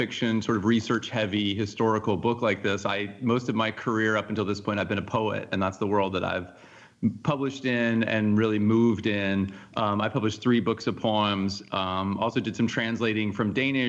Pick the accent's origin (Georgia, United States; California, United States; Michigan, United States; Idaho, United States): Georgia, United States; Forsyth County; moved away; I grew up in Forsyth County. My parents moved there in 1977 when I was 7 years old